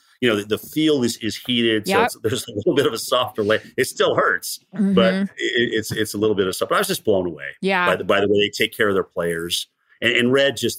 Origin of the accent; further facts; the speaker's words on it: Vermont, United States; I never really followed a football team when I was growing up in Vermont